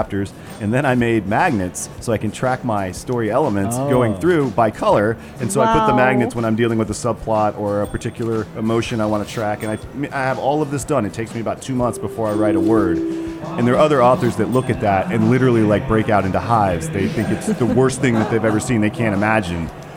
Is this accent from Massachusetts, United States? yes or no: no; Charlotte, North Carolina, United States; when I was a little boy growing up in Charlotte